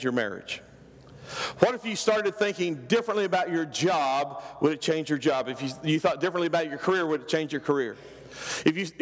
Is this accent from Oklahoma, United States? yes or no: yes; Oklahoma, United States; I'm from Oklahoma. This is what we called it. We called it slopping the hogs.